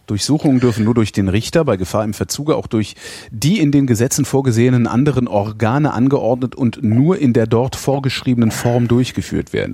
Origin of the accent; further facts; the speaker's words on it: West Germany, Germany; ich komme nicht aus der DDR, sondern aus der Bundesrepublik, aus der alten